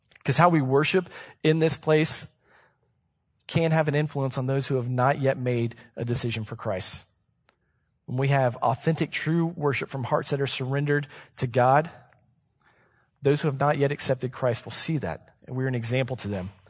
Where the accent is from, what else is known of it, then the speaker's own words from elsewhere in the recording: Columbus, Ohio, United States; I was born and raised in Columbus, Ohio